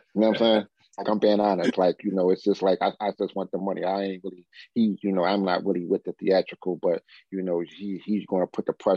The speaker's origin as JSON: {"language": "English", "town": "Philadelphia", "region": "Pennsylvania", "country": "United States", "tie": "born or raised there", "also_born_or_lived": "Washington, D.C.", "moved": "as an adult", "said": "Growing up in Philadelphia"}